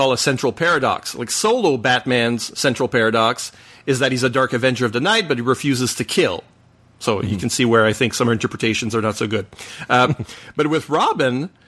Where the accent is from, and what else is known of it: Canada; first language French; English is a second language